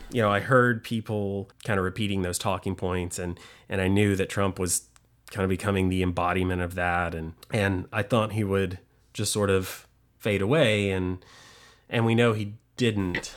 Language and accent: English; Chattanooga, Tennessee, United States; I'm from Chattanooga, Tennessee, like two hours northwest of Atlanta, Georgia.